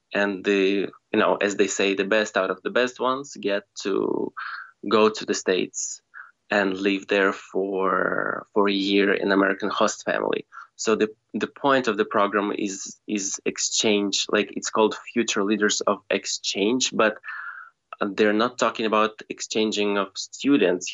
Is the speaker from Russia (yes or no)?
yes; Russia; moved away as an adult; now in Bulgaria; originally I come from Russia, like from a tiny village in Russia, which is uh, 600 kilometers away from Moscow. Mm. And um, yeah, I've spent 17 years of my life in that tiny village